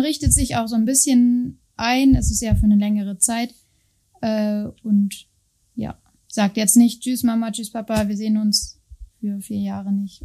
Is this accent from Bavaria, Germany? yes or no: no; Telgte, North Rhine-Westphalia, Germany; moved away as an adult; ich komme aus Münster, also genau genommen aus Telgte